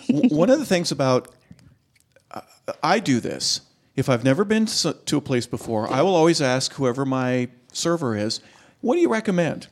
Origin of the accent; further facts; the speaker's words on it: California, United States; moved away; I'm from California